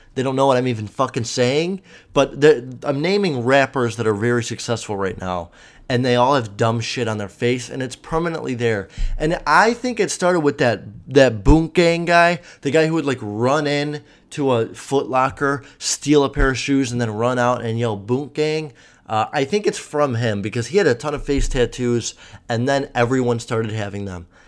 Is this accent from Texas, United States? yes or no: no; Chicago, Illinois, United States; I'm from Chicago